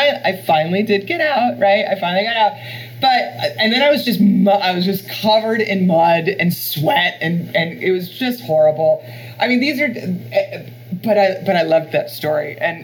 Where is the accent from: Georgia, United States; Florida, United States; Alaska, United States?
Florida, United States; This is California where there's hills. And I'm from Florida where it's all flat.